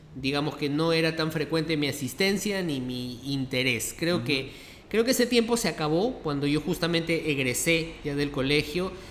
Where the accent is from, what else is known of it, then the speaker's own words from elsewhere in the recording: Lima, Peru; nací aquí en Lima, eh, nací en los barrios altos